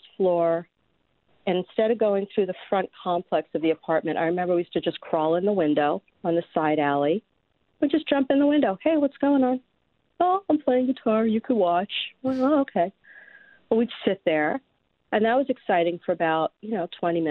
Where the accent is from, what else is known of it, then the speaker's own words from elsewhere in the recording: Los Angeles, California, United States; also born or lived in Brooklyn, New York; we moved to West Hollywood, kind of in the flats off Melrose.